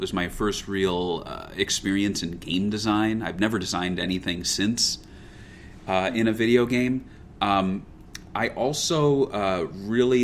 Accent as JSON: {"language": "English", "country": "United States", "said": "as an American"}